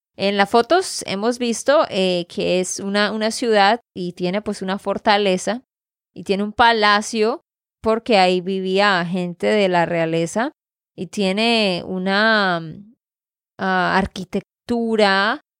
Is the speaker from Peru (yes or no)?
no; Santander, Colombia; de Santander, Colombia